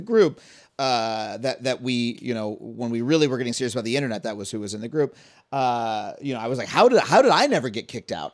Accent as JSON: {"language": "English", "area": "Long Island", "region": "New York", "country": "United States", "tie": "born or raised there", "said": "I grew up on Long Island."}